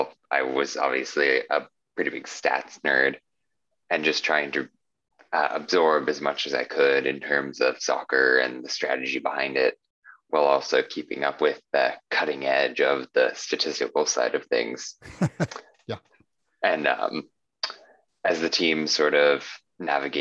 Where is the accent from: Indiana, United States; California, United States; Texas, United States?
Indiana, United States; Indianapolis; moved away as an adult; also born or lived in Arizona; now in New York, United States; I was born and raised in Indiana in Indianapolis, grew up there until I was 18 years old